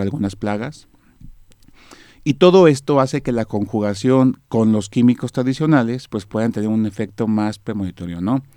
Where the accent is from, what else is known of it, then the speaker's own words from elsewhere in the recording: Mexico; nosotros pues aquí en México pues somos expertos, por así llamarlo, ¿no? O nos dedicamos mucho a la, a la siembra de maíz, que es parte de nuestra cultura, de, nuestra fortaleza como mexicanos